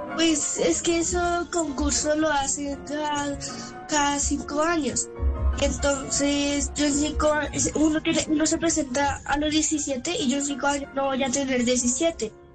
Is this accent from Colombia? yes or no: yes; Colombia; soy colombiano